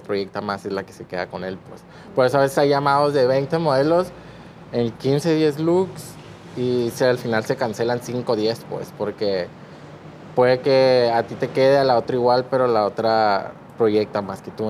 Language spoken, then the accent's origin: Spanish; Culiacán, Sinaloa, Mexico; Tengo 25 años, soy de aquí de Culiacán